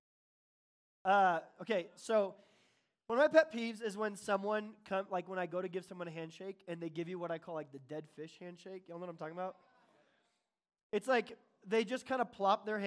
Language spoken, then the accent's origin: English; Bonsall, California, United States; I'm from Bonzel, which is right by Fallbrook, which is near Oceanside